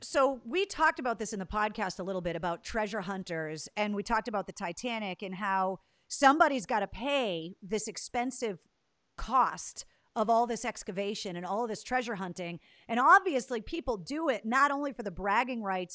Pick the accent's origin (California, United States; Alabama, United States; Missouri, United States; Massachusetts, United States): Massachusetts, United States; Leominster; that's where I was born and raised